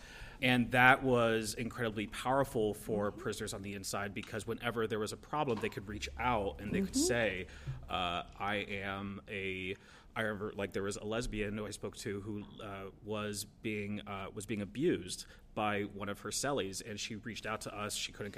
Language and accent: English; Pennsylvania, United States; So I came from Pennsylvania 2 years ago, right